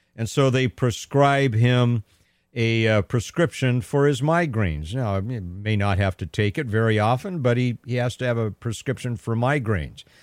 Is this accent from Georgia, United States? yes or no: no; Pasadena, California, United States; moved away as an adult; also born or lived in Sacramento, California; now in Stanislaus County, United States; I'm from Southern California, right? I grew up in Pasadena. I was there my first, uh, thirty-two years